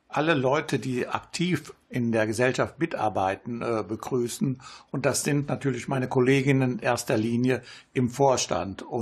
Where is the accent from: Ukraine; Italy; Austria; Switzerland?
Italy; now in Germany; Ja, bis jetzt ganz gut, nur komme ich selten nach Italien jetzt